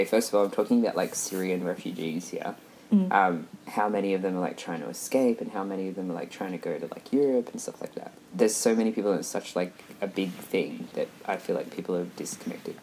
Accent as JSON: {"language": "English", "country": "Australia", "said": "As an Australian, like you and I would know"}